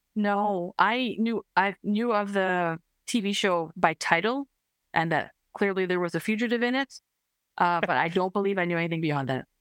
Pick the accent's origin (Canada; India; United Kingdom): Canada; I'm Canadian